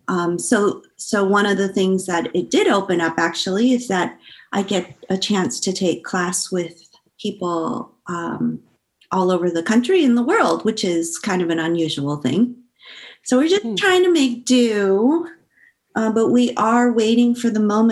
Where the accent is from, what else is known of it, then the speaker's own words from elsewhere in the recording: San Francisco, California, United States; I grew up in San Francisco, but oddly enough, I also went to a bilingual Spanish elementary school